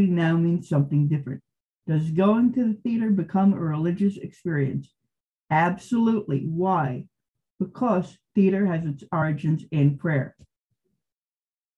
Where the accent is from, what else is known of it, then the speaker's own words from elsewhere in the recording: Montclair, New Jersey, United States; now in California, United States; I grew up in Montclair, New Jersey from 1971 to 1986